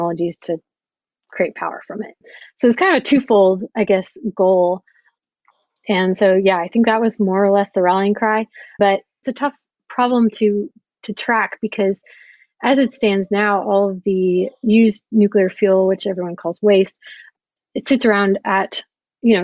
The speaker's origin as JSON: {"language": "English", "region": "Oklahoma", "country": "United States", "tie": "born or raised there", "said": "I grew up in Oklahoma, where it's very much oil and gas country."}